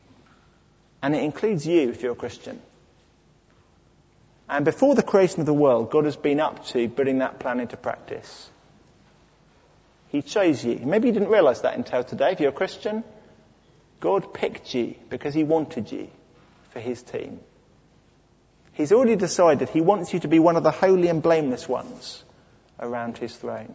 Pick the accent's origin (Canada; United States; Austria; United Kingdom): United Kingdom; I'm British